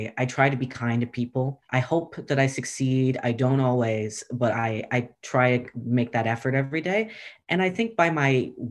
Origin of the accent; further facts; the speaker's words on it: Zanesville, Ohio, United States; moved away as an adult; I'm from Zanesville, Ohio, which is a part of the foothills of Appalachia